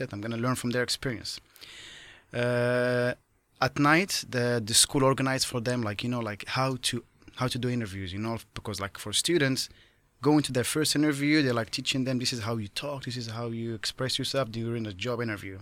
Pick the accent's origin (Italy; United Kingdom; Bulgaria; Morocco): Morocco; moved away as an adult; as a kid growing up in Morocco